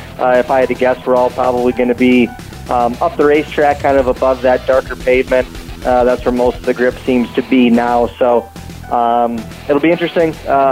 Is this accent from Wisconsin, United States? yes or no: yes; Wisconsin, United States; And for it to be in my home state is pretty special.